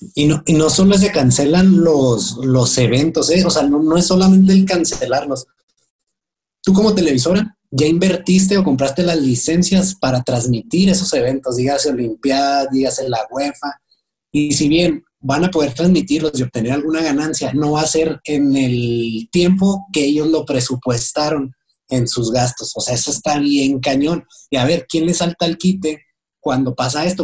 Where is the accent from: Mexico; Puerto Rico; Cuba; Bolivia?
Mexico; esa es la crisis que nos espera como mexicanos